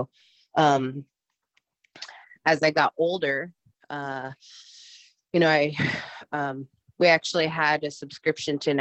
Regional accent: Eagle Village, Alaska, United States; now in Fairbanks, United States; I'm originally from Eagle Village, Alaska

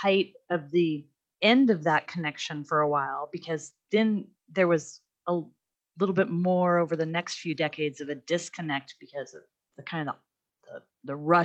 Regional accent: Alaska, United States; growing up in Alaska

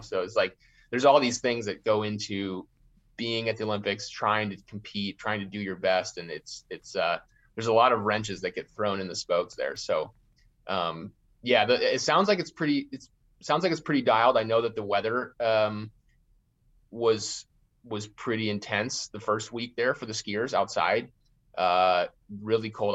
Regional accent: Fairbanks, Alaska, United States; I grew up in Fairbanks

